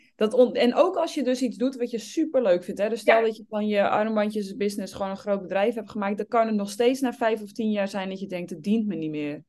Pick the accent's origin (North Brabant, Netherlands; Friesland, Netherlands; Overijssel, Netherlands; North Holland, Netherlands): North Holland, Netherlands; Obdam; born or raised there